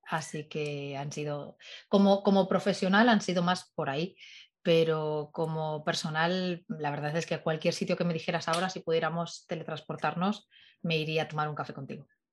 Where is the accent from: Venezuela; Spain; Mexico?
Spain; Madrid, Community of Madrid; siendo madrileña